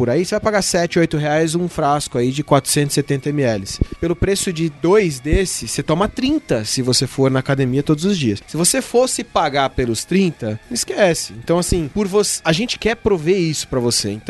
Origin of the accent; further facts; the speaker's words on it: Brazil; Aí você olha para cá e fala, eu sou brasileiro